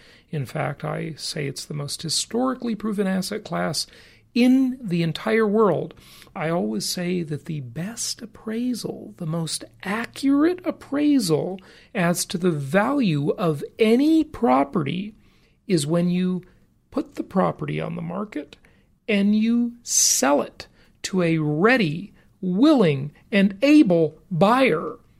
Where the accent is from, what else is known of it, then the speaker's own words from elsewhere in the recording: California, United States; now in Nevada, United States; I know most people with properties in the Socialist Republic of California, my home state for most of my life. Fortunately, not anymore, though I'm happy to say, because I do not pay any state income taxes because I live in Nevada.